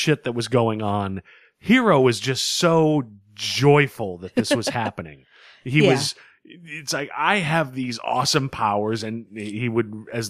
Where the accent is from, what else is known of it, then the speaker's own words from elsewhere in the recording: Boston, Massachusetts, United States; I'm from Boston, and I say, watching New York explode, only half a good time.